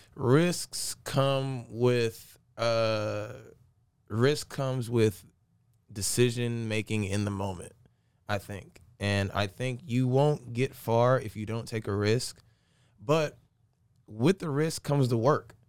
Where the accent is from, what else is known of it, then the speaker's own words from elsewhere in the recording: Aiken, South Carolina, United States; also born or lived in Augusta, Georgia; I'm from Aiken, Augusta